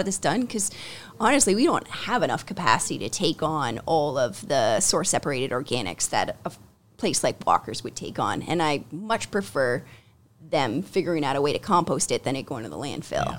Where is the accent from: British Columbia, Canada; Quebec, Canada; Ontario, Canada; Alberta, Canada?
Ontario, Canada; Ancaster; I grew up in Ancaster